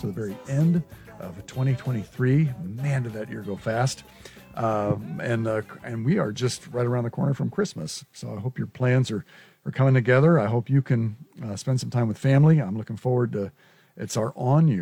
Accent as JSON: {"language": "English", "region": "Nebraska", "country": "United States", "tie": "born or raised there", "said": "I've lived in Nebraska my whole life"}